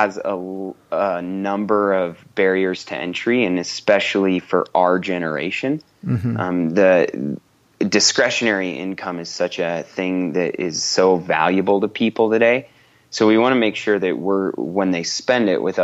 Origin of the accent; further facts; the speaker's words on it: Colorado, United States; moved away; I grew up in Colorado